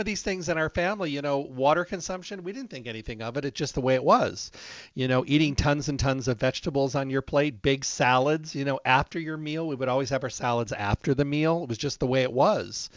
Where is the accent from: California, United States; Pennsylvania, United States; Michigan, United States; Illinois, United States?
Michigan, United States; I was raised in Michigan, out in the country